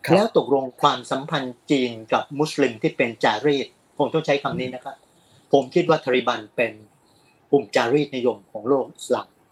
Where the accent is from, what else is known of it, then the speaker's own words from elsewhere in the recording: Thailand; พวกเราเติบโตในสังคมไทยจะเป็นพี่น้องคนไทยเชื้อสายจีนหรือไม่